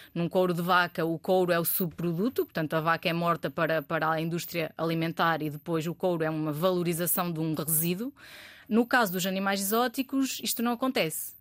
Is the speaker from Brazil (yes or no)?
no; Bragança, Norte, Portugal; moved away as an adult; also born or lived in Porto; eu sou, eu sou de Bragança, o sotaque não, não engana